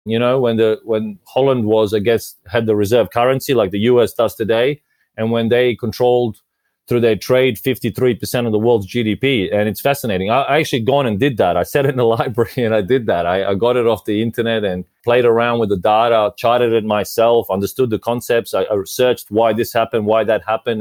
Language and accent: English; Australia; moved away as an adult; also born or lived in Croatia / Japan / Vietnam / London; now in Malta; I was originally born in Croatia, so which is I guess southern or eastern Europe or mixture of both. I grew up in Australia since we migrated there